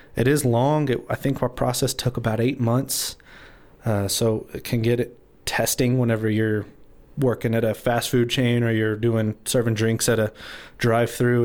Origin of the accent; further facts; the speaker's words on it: Amarillo, Texas, United States; I was born and raised in Amarillo